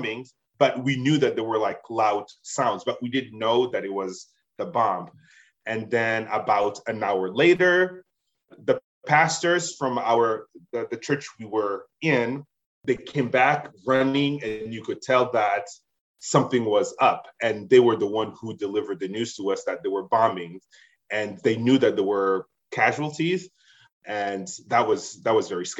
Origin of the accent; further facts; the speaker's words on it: Gemena, Sud-Ubangi, DR Congo; now in Chicago, United States; my hometown in Gemena